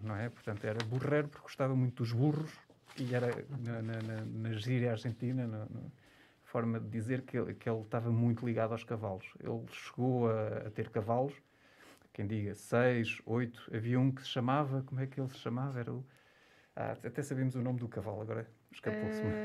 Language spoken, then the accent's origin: Portuguese; Portugal; para nós como portugueses